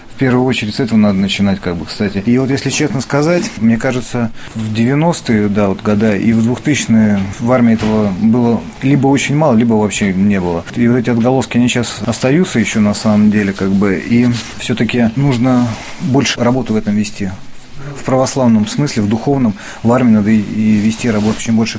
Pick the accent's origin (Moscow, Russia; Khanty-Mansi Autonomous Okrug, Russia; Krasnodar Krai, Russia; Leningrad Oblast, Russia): Leningrad Oblast, Russia; Sosnovy Bor; moved away as an adult; also born or lived in Saint Petersburg; now in Pechenga, Russia; я родился в Сосновом Бору под Санкт-Петербургом